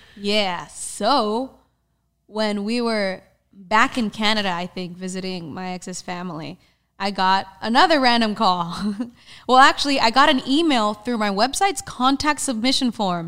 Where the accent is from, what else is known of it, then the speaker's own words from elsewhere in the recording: Dominican Republic; moved away; my home country, the Dominican Republic